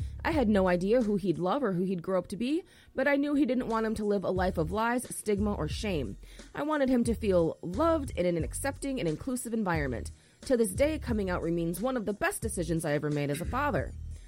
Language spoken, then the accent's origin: English; North Carolina, United States; I was raised in North Carolina by an extraordinary Southern Baptist woman who spent her nights working at Sears to support us.